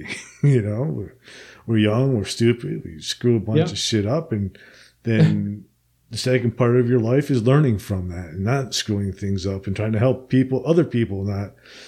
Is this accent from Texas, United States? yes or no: no; New Jersey, United States; I grew up in New Jersey, so I grew up like right between New York and Philadelphia.